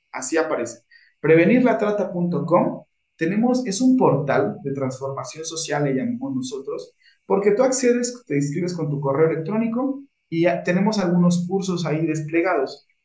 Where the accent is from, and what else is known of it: Mexico